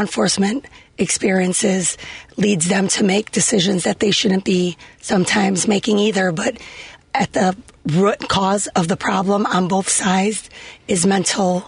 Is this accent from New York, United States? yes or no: no; Chicago, Illinois, United States; growing up in Humboldt Park, we would go have our picnics there